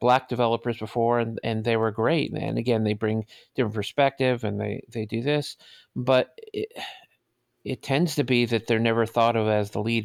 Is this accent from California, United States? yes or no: no; New York City, New York, United States; also born or lived in Manhattan; I was born in Manhattan, but I grew up in the Bronx, I'm sorry, in Brooklyn, in the projects in Brooklyn